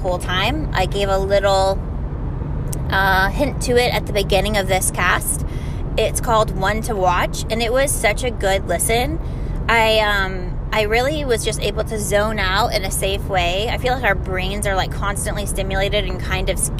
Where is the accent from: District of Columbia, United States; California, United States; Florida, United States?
Florida, United States; I'm from Florida